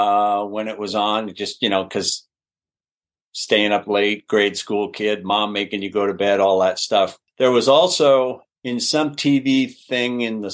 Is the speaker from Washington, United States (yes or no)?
yes; Spokane, Washington, United States; born there; I was born in Spokane, and we moved around a bit because my dad was a radio man.